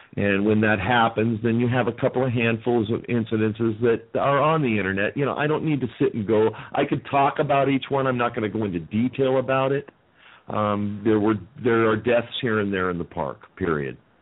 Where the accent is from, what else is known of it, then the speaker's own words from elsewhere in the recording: Las Vegas, Nevada, United States; also born or lived in Southern California; I grew up in Vegas